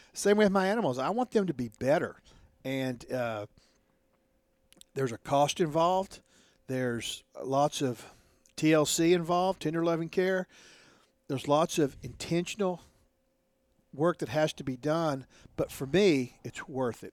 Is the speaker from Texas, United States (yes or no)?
yes; Odessa, Texas, United States; I was born and bred in Odessa